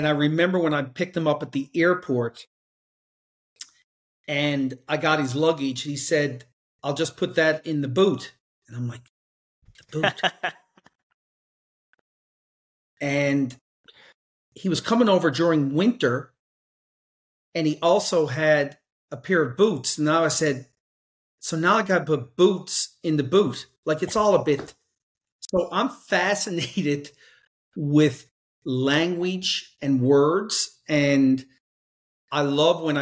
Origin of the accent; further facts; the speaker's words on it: Newfoundland and Labrador, Canada; I'm on the east coast of Canada, the very opposite side, and it's a province called Newfoundland and Labrador.